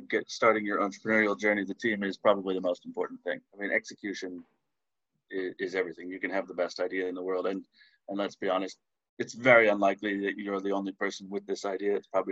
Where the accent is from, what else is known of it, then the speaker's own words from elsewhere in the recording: Canada; moved away as an adult; also born or lived in Chicago, United States; now in London, United Kingdom; I'm originally Canadian. I haven't lived in Canada for 15 years or more